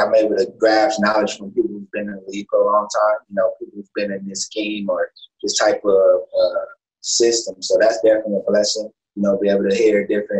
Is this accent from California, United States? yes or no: yes; Pasadena, California, United States; growing up where I grew up in Pasadena, California